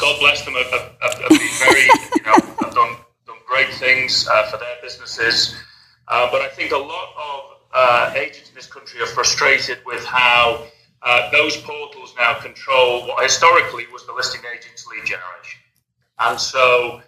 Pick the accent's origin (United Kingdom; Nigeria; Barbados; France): United Kingdom; England; moved away as an adult; also born or lived in Spain; now in Los Angeles, United States; I hail from the United Kingdom. I'm an English chap.